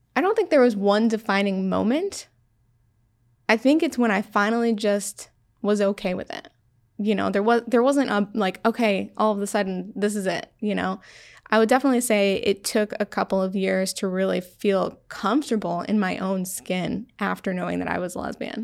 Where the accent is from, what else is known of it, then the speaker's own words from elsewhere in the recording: Syracuse, New York, United States; I am from Syracuse, New York, born and raised.